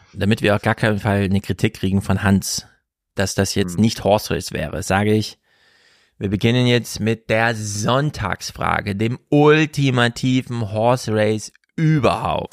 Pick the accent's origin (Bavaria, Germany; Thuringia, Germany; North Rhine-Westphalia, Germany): Thuringia, Germany; Jena; moved away; also born or lived in Frankfurt am Main / Bielefeld; Ich komme ja aus Jena